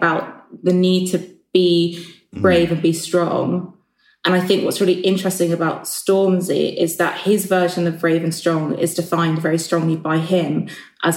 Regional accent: London, United Kingdom; I grew up in Clapham and I went to school in Streatham and then I went to school in New Cross.

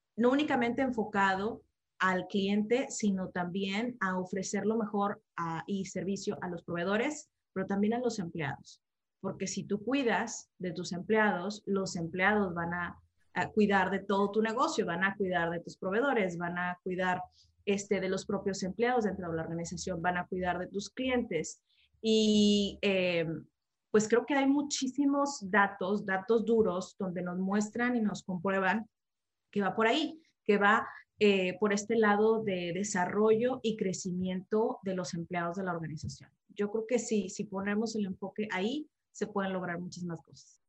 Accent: Monterrey, Nuevo León, Mexico; moved away as an adult; now in Canada; soy una regia de Monterrey, México, y ahorita estoy viviendo en Canadá

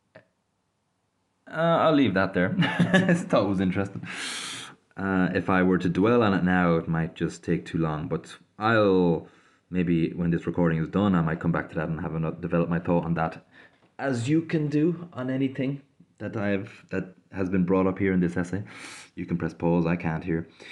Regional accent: Ireland; I grew up in Ireland, uh, so quite familiar with Christianity

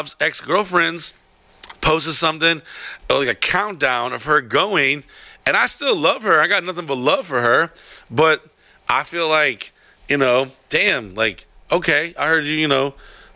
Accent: Florida, United States; accent: southern; also born or lived in Texas / Louisiana; I spent most of my time in Florida.

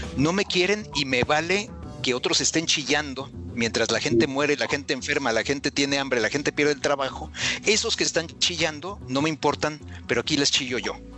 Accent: Mexico City, Mexico; moved away as an adult; now in Guadalajara, Mexico; yo soy de Ciudad de México, ahí, ahí nací, ahí crecí, pero ahora vivo en Guadalajara.

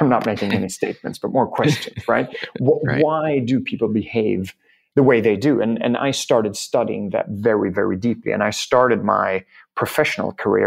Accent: Germany; also born or lived in Key West, Florida, United States; I grew up in a very engineering-heavy family in Germany

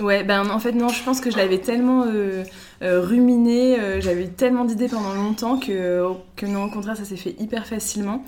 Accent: Brittany, France; moved away as an adult; also born or lived in Paris; now in Lille, France; je viens de Bretagne

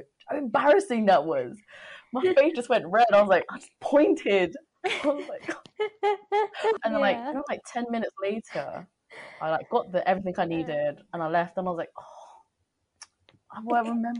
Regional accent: London, United Kingdom; I was like, yeah, we're from London

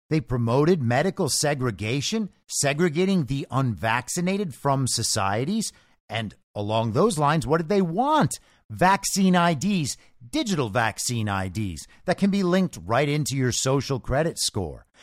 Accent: United States; as an American

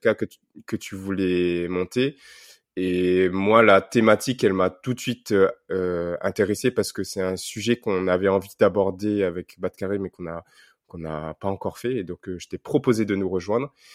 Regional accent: Réunion; moved away; quand on est réunionnais qu'on est loin pour euh, garder un contact avec la Réunion

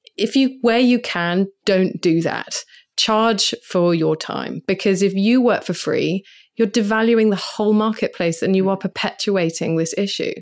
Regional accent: United States

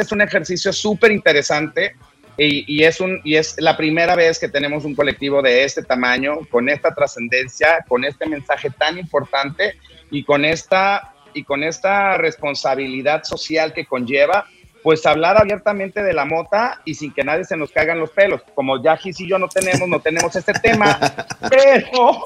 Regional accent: Mexico; nosotros como mexicanos

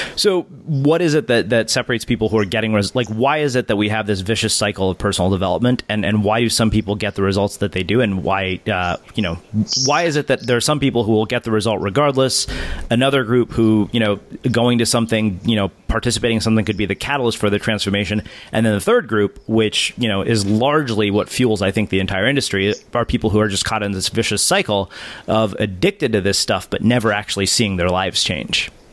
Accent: India

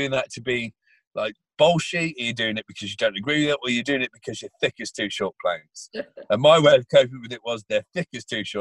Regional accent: England, United Kingdom; I love being English

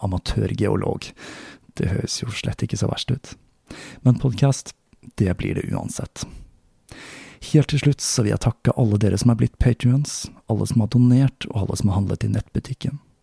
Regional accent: Oslo, Norway; moved away; tilbake til min hjemby Oslo

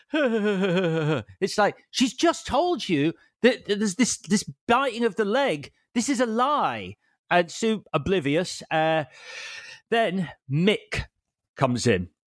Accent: Leeds, Yorkshire and the Humber, United Kingdom; my local video store, Barker's Video on Street Lane in Leeds

